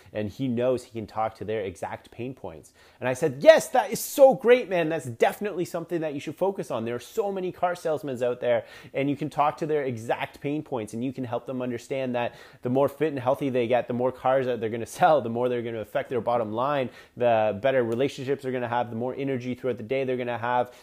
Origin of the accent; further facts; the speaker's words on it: Canada; I'm Canadian